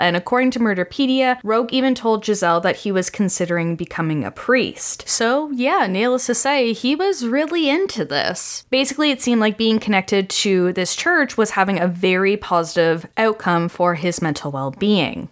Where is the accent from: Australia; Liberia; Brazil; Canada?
Canada; I'm from Canada